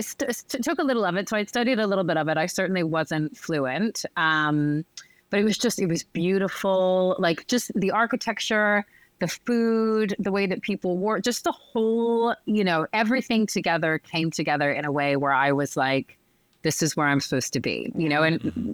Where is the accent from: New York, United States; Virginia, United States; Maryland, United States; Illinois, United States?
Virginia, United States; Northern; moved away as an adult; now in Paris, France; I'm from just outside of DC. I'm from Northern Virginia, um, DC, basically